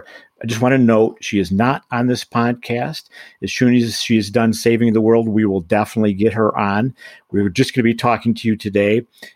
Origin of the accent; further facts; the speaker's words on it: Michigan, United States; moved away; my home state of Michigan